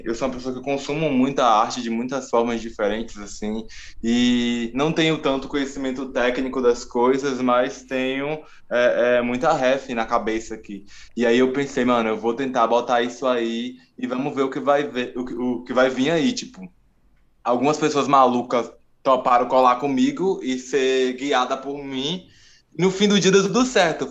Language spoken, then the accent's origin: Portuguese; Alagoinhas, Bahia, Brazil; moved away as an adult; now in São Paulo, Brazil; eu sou um cara que sou do interior da Bahia, né, sou de Alagoinhas.